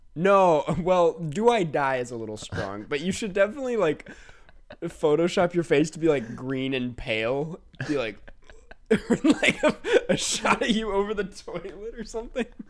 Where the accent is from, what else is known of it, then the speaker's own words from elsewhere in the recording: Inver Grove Heights, Minnesota, United States; Minnesota, my home state